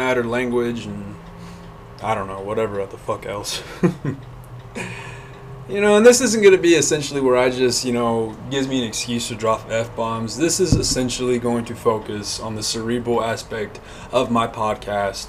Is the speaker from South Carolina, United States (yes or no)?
no; Hobbs, New Mexico, United States; moved away; my hometown of Hobbs